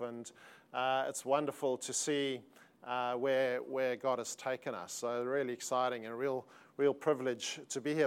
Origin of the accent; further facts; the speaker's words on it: South Africa; accent: South African; moved away as an adult; now in Sydney, Australia; although we live in Australia and have lived there for twenty-one years, uh, we are South African.